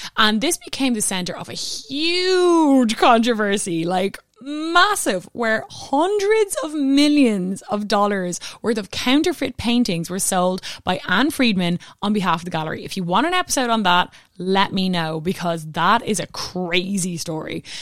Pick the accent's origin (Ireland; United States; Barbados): Ireland; I'm Irish